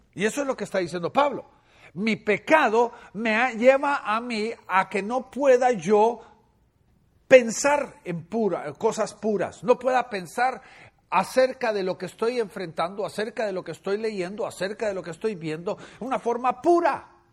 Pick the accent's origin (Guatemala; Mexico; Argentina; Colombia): Guatemala; moved away; En Guatemala, mi país natal